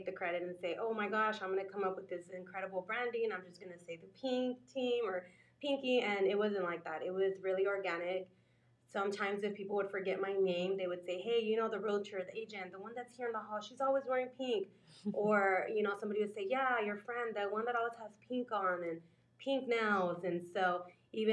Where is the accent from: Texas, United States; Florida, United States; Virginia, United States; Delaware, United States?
Texas, United States; San Antonio; moved away as an adult; I was raised here in San Antonio, Texas